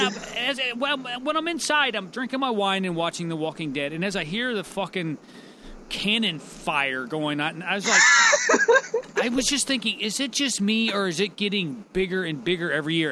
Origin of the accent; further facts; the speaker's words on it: United States; I call myself an American